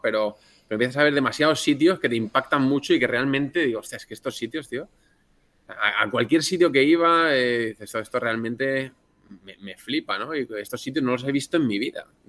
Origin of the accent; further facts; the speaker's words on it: Elda, Valencian Community, Spain; nací en Alicante, como e, en, Elda concretamente, que es un pueblo de Alicante